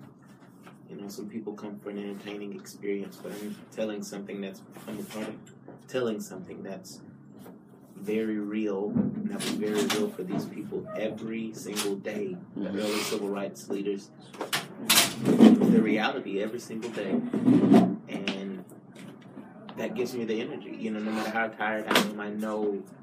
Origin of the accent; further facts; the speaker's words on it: Cairo, Georgia, United States; now in Virginia Beach, United States; I am originally from Calvary, Georgia. I have been a resident of Virginia Beach.